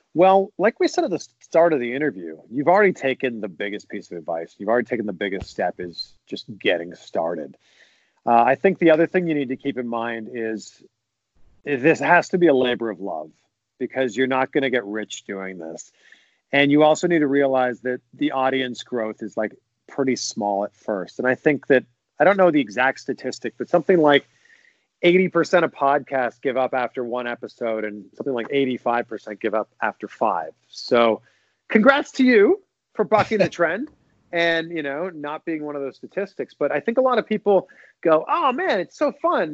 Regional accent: just outside of Toronto, Ontario, Canada; now in Florida, United States; I grew up just outside of Toronto

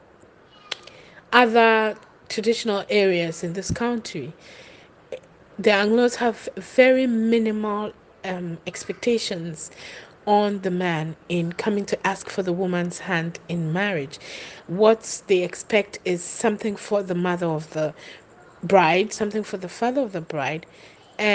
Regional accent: Keta, Volta, Ghana; I'm Ghanaian. I'm from the Volta region, Keta to be precise.

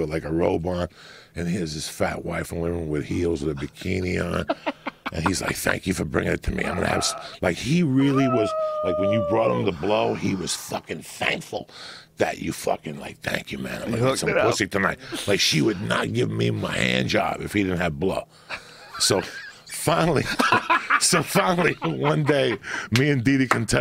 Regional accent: New Jersey, United States; also born or lived in Cuba / New York City; I grew up in Jersey

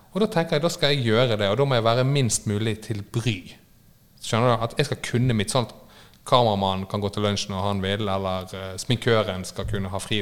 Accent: Bergen, Vestland, Norway; Jeg er fra Fridal-området

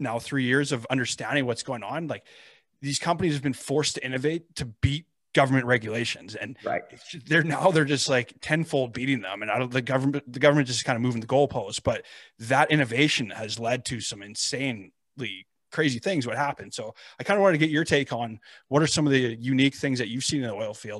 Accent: Lethbridge, Alberta, Canada; growing up in Lethbridge

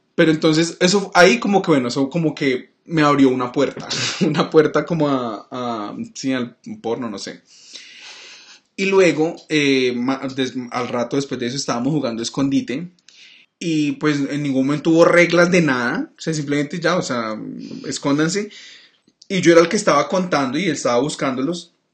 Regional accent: Cali, Valle del Cauca, Colombia; los tres éramos de Cali, somos de Cali

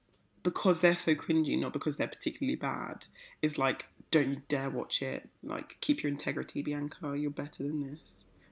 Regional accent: United Kingdom; I'm British.

